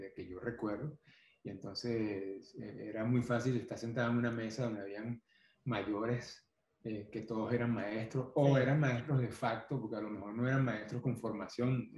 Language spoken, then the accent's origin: Spanish; Guarenas, Miranda, Venezuela; born or raised there; also born or lived in Caracas / Tapipa, Barlovento